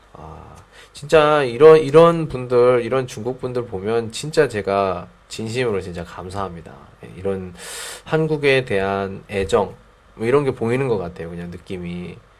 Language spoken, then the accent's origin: Korean; South Korea; first language Korean; 제 모국어니까 우리나라 말이니까